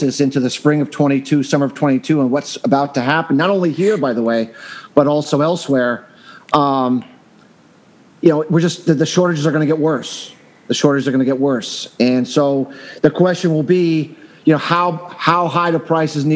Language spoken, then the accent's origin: English; Northeast, United States; I'm from the Northeast, and we always have that wet snow